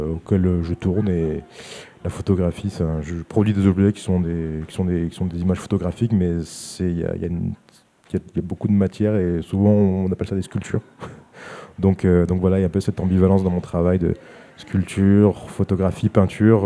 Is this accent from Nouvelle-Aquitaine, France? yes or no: no; Saint-Étienne, Auvergne-Rhône-Alpes, France; je suis, né en France, j'ai grandi à Saint-Étienne